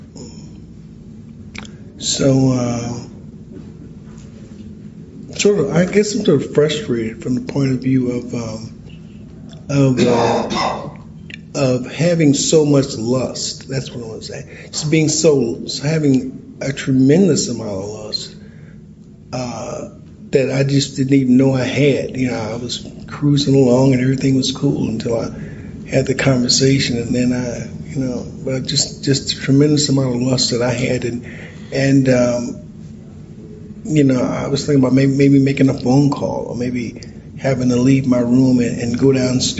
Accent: St. Louis, Missouri, United States; I'm from St. Louis.

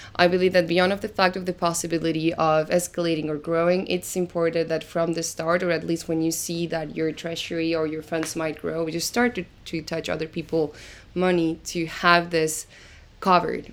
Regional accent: Argentina; English is a second language; moved away as an adult; now in Lisbon, Portugal; originally I am from Argentina, reason why you might find a little bit of an accent when I speak, and I'm living in Lisbon right now

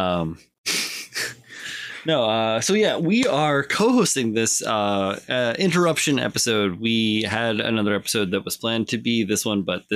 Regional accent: Midwest, United States; now in East Coast, United States; I grew up in the Midwest

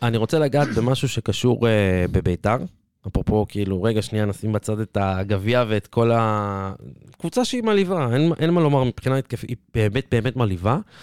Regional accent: Petah Tikva, Central District, Israel; כפתח תקוואי במקור

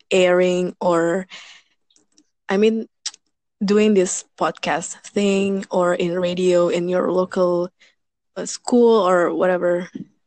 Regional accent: Indonesia; from Indonesia.

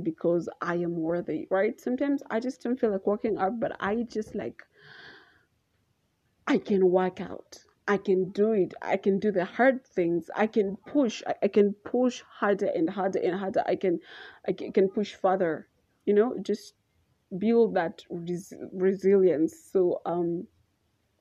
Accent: Naivasha, Nakuru County, Kenya; I'm from Naivasha

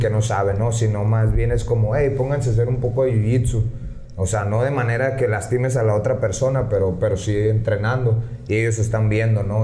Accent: San Luis Río Colorado, Sonora, Mexico; moved away as an adult; now in Tijuana, Mexico; yo nací, crecí aquí en San Luis. Eh, apenas tengo, te digo, cinco años en Tijuana.

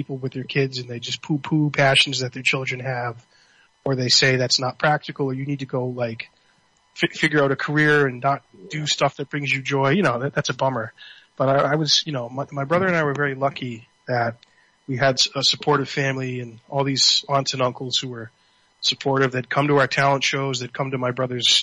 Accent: Somerville, Massachusetts, United States; also born or lived in Cambridge, Massachusetts; we're from Somerville. We were born in Somerville, and we lived in Cambridge, now near Mount Auburn

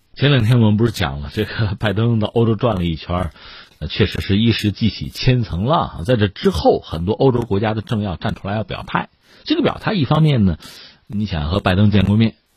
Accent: China; 我们中国人也是这样嘛

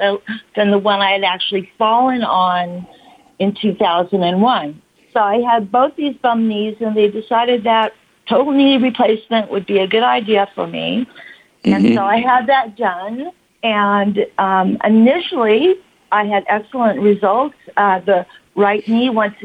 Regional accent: California, United States; born or raised there; also born or lived in Washington State / Chula Vista / Santa Monica / Redlands, California

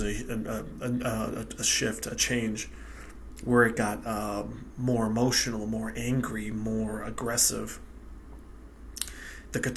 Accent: United States; also born or lived in Western Europe; I was born in the United States. First generation born in the United States. I live on the East Coast of the U.S.

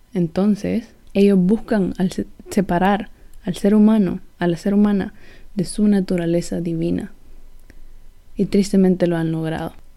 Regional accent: El Salvador; soy del Salvador

